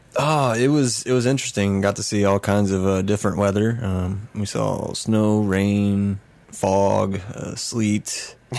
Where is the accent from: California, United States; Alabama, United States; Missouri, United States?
Missouri, United States; I'm really from Missouri